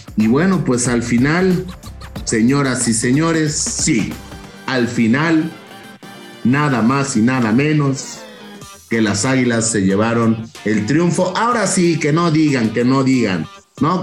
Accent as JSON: {"language": "Spanish", "region": "Mexico City", "country": "Mexico", "said": "Soy de la Ciudad de México"}